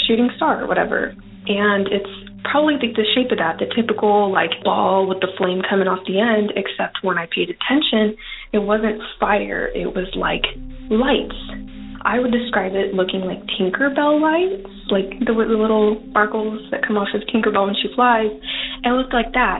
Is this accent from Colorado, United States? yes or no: no; Yuma, Arizona, United States; also born or lived in Avondale, Arizona; I am from Yuma, Arizona, born and raised